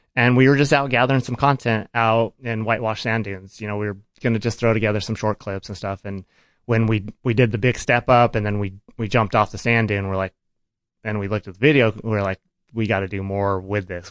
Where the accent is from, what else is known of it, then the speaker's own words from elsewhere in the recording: Farmington, New Mexico, United States; I grew up in Farmington, New Mexico